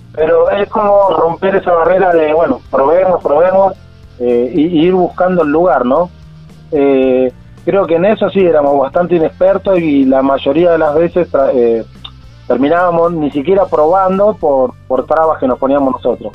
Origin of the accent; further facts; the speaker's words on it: Buenos Aires, Argentina; moved away as an adult; nosotros salimos de Buenos Aires